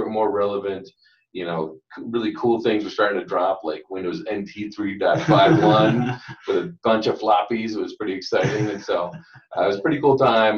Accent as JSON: {"language": "English", "region": "Minnesota", "country": "United States", "tie": "born or raised there", "also_born_or_lived": "California", "moved": "yes", "lives_now": "Colorado, United States", "said": "I was basically raised in Minnesota from then on"}